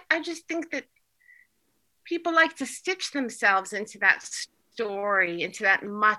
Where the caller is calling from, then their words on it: Turkey; for example, I'm calling in from Turkey.